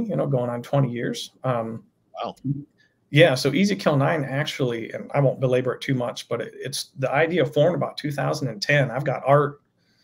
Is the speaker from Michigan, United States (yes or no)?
yes; Detroit, Michigan, United States; I'm from Michigan. Near around the Detroit area